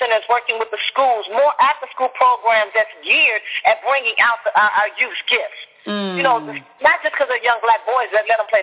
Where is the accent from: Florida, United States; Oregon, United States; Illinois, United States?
Illinois, United States; Chicago; moved away; I'm actually originally from Chicago